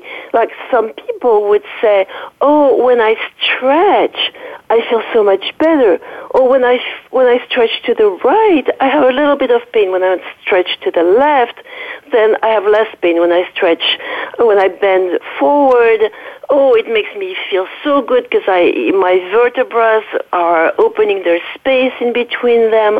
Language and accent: English; Paris, Île-de-France, France; accent: French; English is a second language; moved away; excuse my French accent. I'm from a French origin. I was raised in Paris.